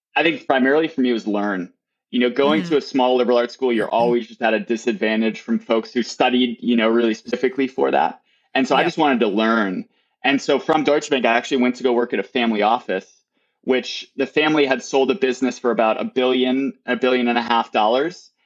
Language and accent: English; near Milwaukee, Wisconsin, United States; now in California, United States; I grew up near Milwaukee, which is a large city